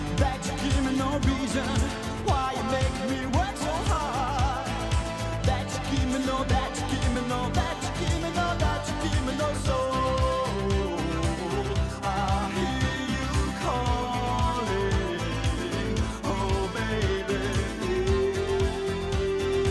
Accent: United States; As an American

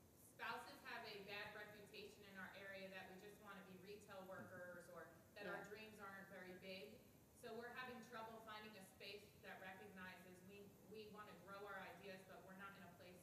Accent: New Jersey, United States; I'm from New Jersey, so I'm

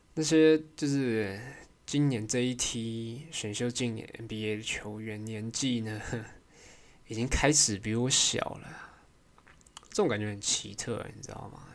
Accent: Taiwan

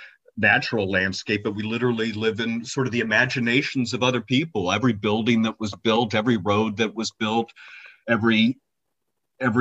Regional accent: Cincinnati, Ohio, United States; moved away as an adult; also born or lived in Detroit, Michigan; now in Ypsilanti, United States; I was born and raised in Cincinnati, Ohio

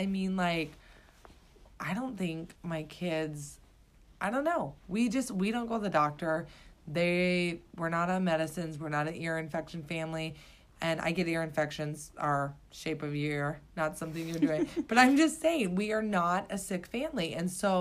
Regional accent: Iowa, United States; I grew up in Iowa on the farm

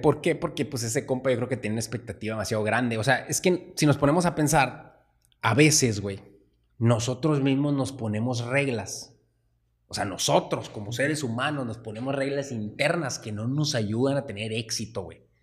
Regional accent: Sonora, Mexico; nosotros pues nacimos en México, estuvimos en Sonora

